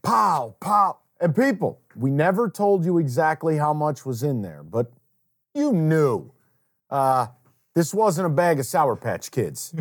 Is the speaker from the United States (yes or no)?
yes; Saratoga Springs, New York, United States; moved away as an adult; now in Detroit, United States; I miss my hometown Chinese food